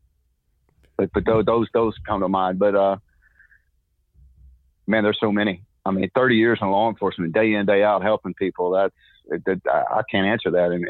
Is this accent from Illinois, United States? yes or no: no; Texas, United States; And just because I'm from Texas, just because we talk this way doesn't mean we're stupid.